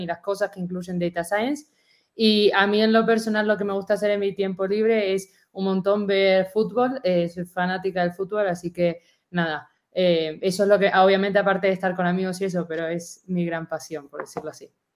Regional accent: Argentina; accent: Argentine; moved away; como se podrán dar un poco cuenta por mi acento, soy argentina

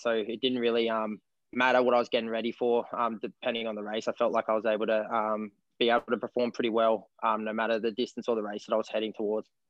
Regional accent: King Island, Tasmania, Australia; I'm an Australian long distance runner from 1500 to 10K, and I'm from King Island, Australia.

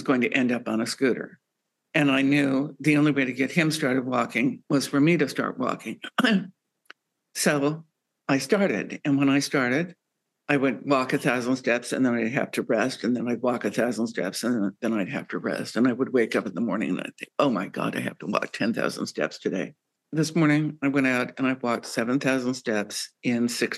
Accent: Bisbee, Arizona, United States; also born or lived in South Dakota; growing up in Bisbee, Arizona

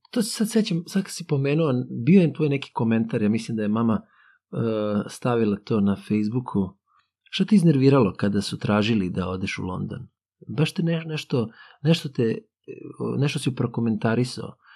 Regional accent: Serbia; mi dolazimo, eto, iz Srbije, koja je u Evropi, ali kao da nismo u Evropi, ali opet smo, eto, naspram tih afričkih zemalja, spadamo u taj, jeli, zapadni svet.

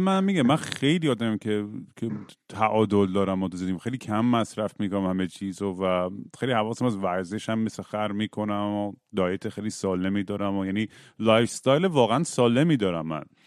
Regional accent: Iran; moved away; توی بچگیام توی دبیرستان تو ایران

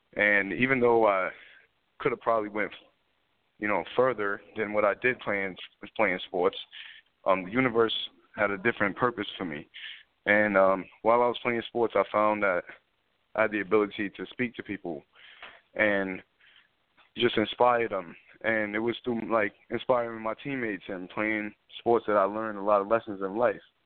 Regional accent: New York City, New York, United States; I grew up in uh in the South Bronx

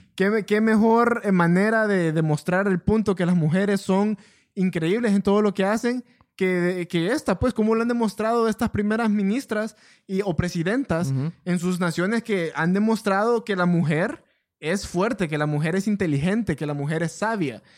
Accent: Honduras; somos de Honduras

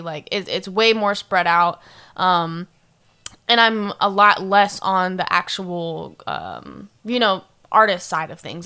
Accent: Sarasota, Florida, United States; now in Orlando, United States; I'm from Florida, but I'm from Sarasota, Florida

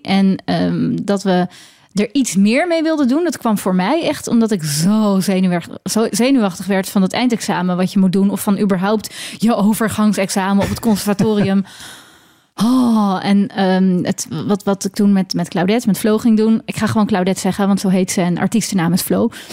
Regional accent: Leiden, South Holland, Netherlands; accent: Leidse R; je kunt me herkennen aan mijn Leidse R

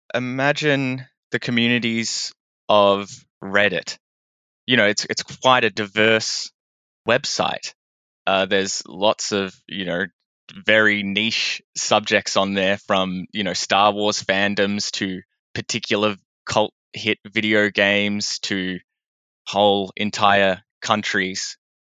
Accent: Melbourne, Victoria, Australia; I am a creative from Melbourne.

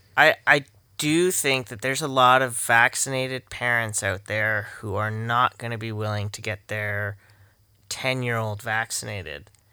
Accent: Canada

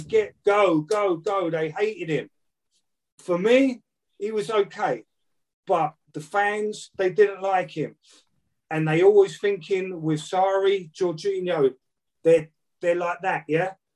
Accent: Brighton, South East England, United Kingdom; born or raised there; also born or lived in Manchester; now in London, United Kingdom

